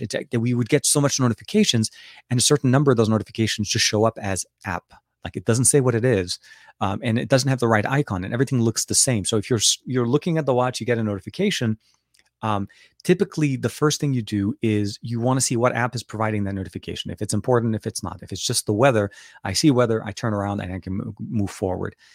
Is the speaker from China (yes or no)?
no; Lebanon; English is a second language; now in United States; born and raised in Lebanon, speak Arabic, uh, and, uh, been living here for, uh, a long, long time